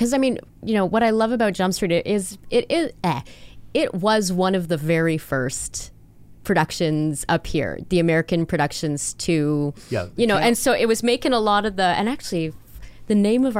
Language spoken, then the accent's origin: English; Canada